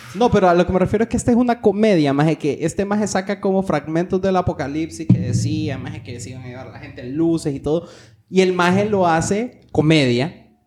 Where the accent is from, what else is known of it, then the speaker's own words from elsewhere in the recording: Honduras; aquí en Honduras